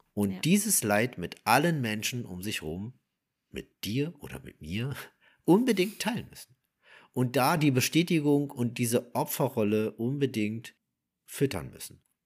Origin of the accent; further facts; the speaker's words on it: Berlin, Germany; ursprünglich, äh, also ich komme ja aus Wilmersdorf